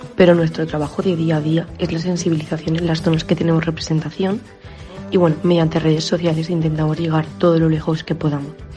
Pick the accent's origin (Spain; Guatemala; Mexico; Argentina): Spain; soy una joven española